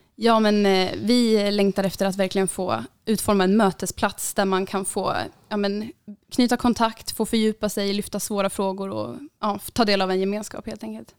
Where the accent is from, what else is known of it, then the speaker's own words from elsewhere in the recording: Uppsala, Uppsala County, Sweden; jag kommer ju här Uppsala